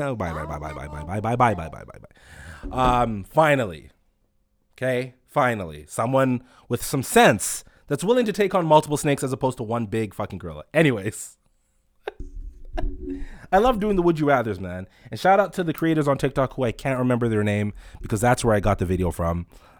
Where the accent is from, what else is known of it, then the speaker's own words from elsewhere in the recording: London, United Kingdom; I'm from London.